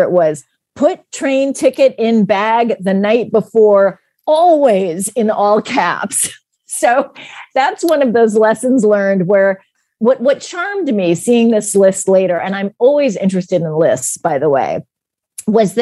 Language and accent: English; United States; as an American